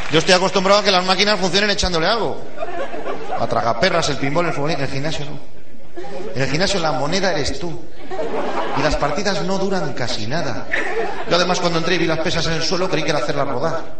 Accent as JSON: {"language": "Spanish", "town": "Ponferrada", "region": "Castile and León", "country": "Spain", "said": "Yo soy de Ponferrada."}